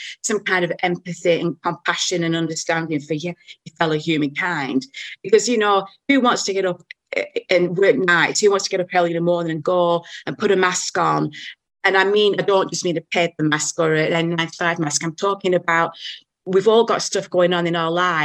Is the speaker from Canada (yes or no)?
no; Blackburn, North West England, United Kingdom; moved away as an adult; now in New Zealand; I was born in Blackburn, which is about 30 miles away